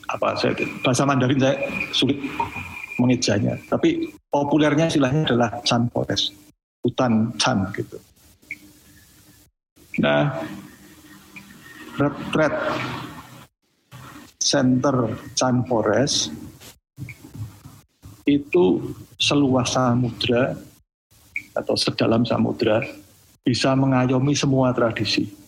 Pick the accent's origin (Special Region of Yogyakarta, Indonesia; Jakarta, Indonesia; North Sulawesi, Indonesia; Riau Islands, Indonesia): Special Region of Yogyakarta, Indonesia; Kadang kalau kita orang Jogja atau orang Jawa ada istilah kalau uh, bicara formal di, di desa itu